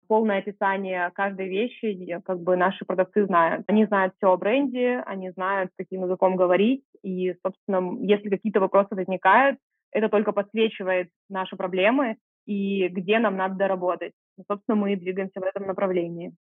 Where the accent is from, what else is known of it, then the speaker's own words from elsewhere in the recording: Irkutsk, Irkutsk Oblast, Russia; moved away; also born or lived in Moscow; я открыла первый стрит-магазин в своем родном городе, я из Иркутска